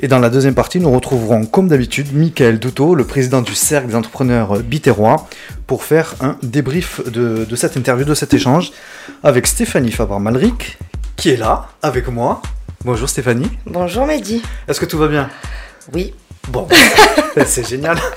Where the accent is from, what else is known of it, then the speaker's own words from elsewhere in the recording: Bordeaux, Nouvelle-Aquitaine, France; born there; Je suis de Bordeaux, hein, je suis né à Bordeaux